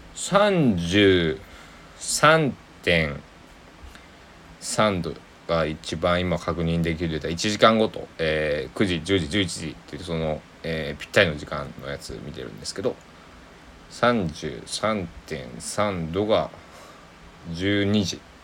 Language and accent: Japanese; Kochi, Japan; now in Takamatsu, Japan; 僕の地元の高知県佐木市